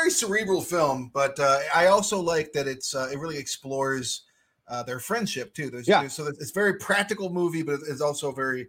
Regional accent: United States; I'm an American.

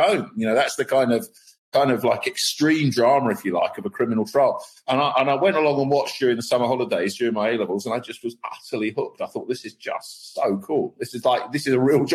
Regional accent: Milton Keynes, South East England, United Kingdom; I grew up in Milton Keynes

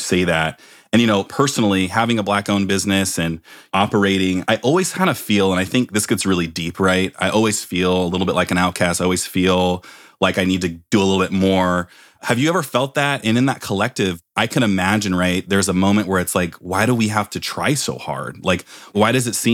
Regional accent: Palo Alto, California, United States; growing up in Palo Alto, California, one of the whitest areas in the world

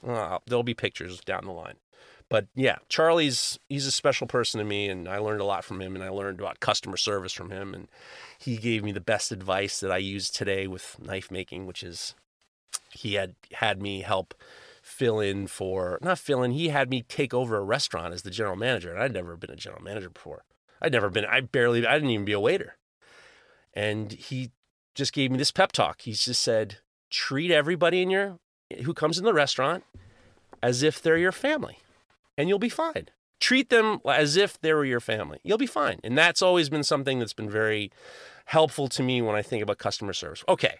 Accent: New York City, New York, United States; I grew up in New York City, and I love taking the subway, but I hated grabbing on all the handles.

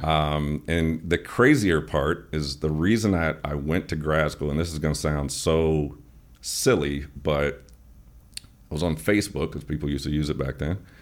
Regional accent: Chicago, Illinois, United States; moved away; also born or lived in Atlanta; I'm from Chicago, so we used to go to the auto show as a kid

